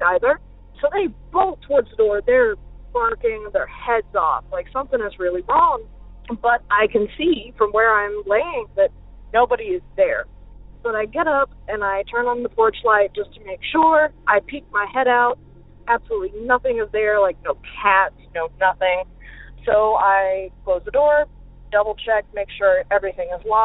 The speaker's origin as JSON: {"language": "English", "region": "South Carolina", "country": "United States", "said": "I'm from South Carolina"}